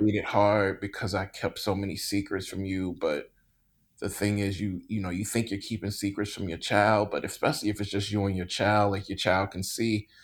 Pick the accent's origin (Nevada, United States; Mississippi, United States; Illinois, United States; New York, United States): Mississippi, United States; I grew up in Mississippi